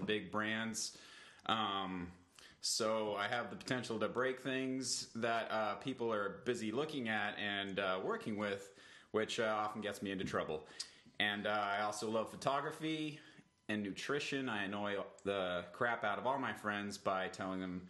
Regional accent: Johannesburg, Gauteng, South Africa; moved away as an adult; also born or lived in Cape Town, South Africa; now in San Francisco, United States; I was born in Johannesburg in South Africa and spent most of my childhood there and in Cape Town

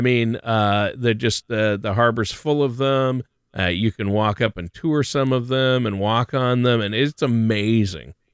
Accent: Minnesota, United States; I'm from Minnesota

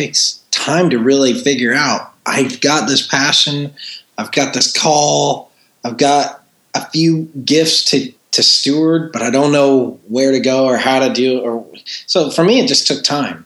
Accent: Woodstock, Georgia, United States; born and raised in Woodstock, Georgia, which is a suburb 30 minutes north of downtown Atlanta

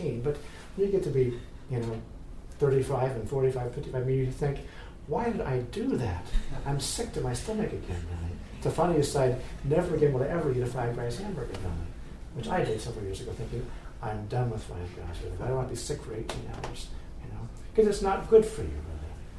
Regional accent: the West, United States; moved away; I grew up in the West, I grew up loving cows

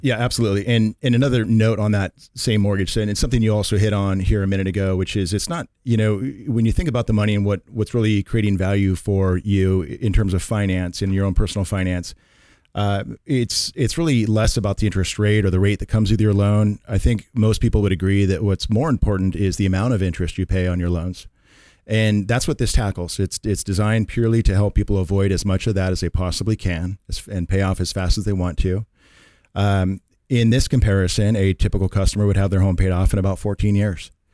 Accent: Redmond, Washington, United States; moved away as an adult; now in Carlsbad, United States; born and raised in Seattle, Washington, Redmond, actually, uh, but I've lived in Carlsbad, uh, for about the last twenty years or more

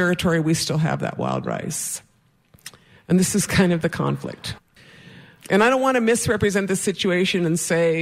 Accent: White Earth Reservation, Minnesota, United States; I'm from the White Earth Reservation and Bear Clan

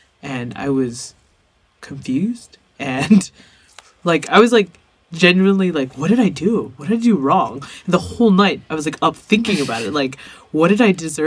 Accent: Arcadia, California, United States; growing up in Arcadia

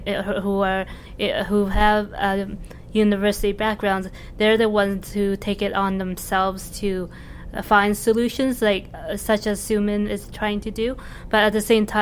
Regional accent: Calgary, Alberta, Canada; I grew up in Calgary

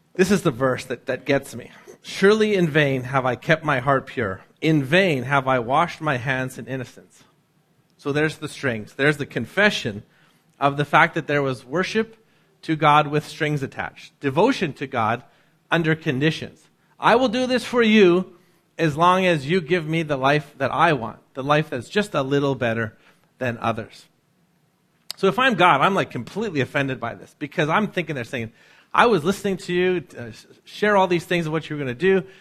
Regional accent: North Vancouver, British Columbia, Canada; growing up in North

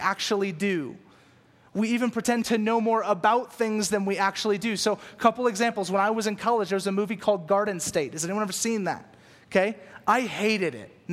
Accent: Louisiana, United States; moved away; also born or lived in California; I moved to California from Louisiana. And so in Louisiana, all we listen to is country music and bluegrass. And so I grew up listening to this stuff

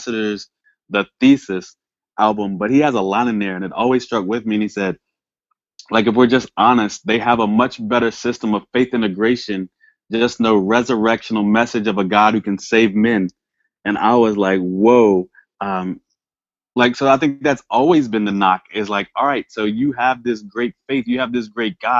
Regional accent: Virginia, United States; I'm from Virginia

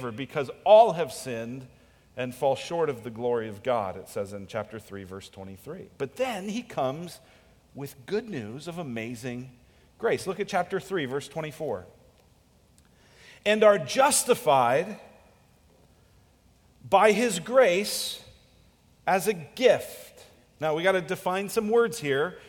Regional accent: United States; we are American capitalists

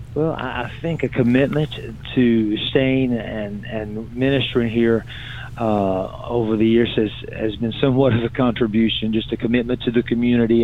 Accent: Virginia, United States; also born or lived in Salem, Virginia; now in Fayetteville, United States; I'm originally from Virginia

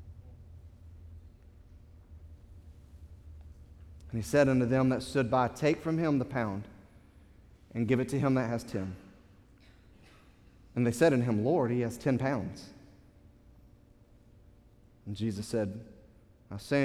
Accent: United States; as an American

